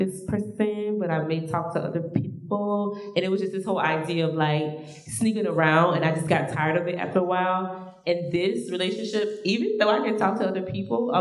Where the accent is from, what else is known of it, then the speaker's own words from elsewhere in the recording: Georgia, United States; moved away; I'm from Georgia, so I live here